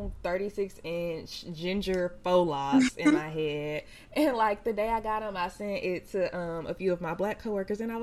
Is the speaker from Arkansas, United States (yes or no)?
no; Mississippi, United States; accent: country; I'm from Mississippi